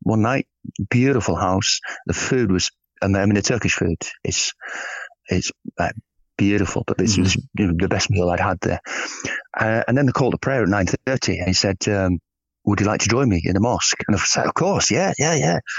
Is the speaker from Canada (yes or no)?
no; England, United Kingdom; I'm from England.